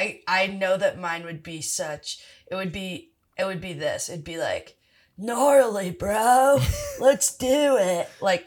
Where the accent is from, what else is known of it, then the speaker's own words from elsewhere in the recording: Philadelphia, Pennsylvania, United States; I'm from Philadelphia.